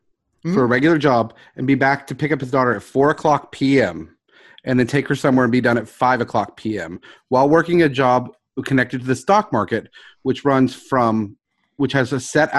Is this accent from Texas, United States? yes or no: yes; Houston, Texas, United States; Dude, I was from Houston.